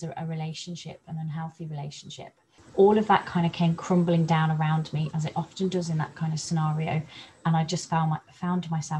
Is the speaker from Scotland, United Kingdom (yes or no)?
no; Coventry, West Midlands, United Kingdom; moved away as an adult; now in North Devon, United Kingdom; I live in North Devon, but I was brought up in the Midlands around the Coventry area. I moved to North Devon about 3 years ago